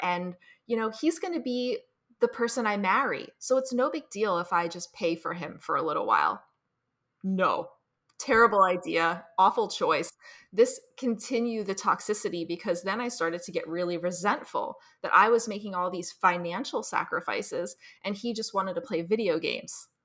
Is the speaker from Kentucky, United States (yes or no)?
no; New Jersey, United States; I'm from New Jersey. I grew up here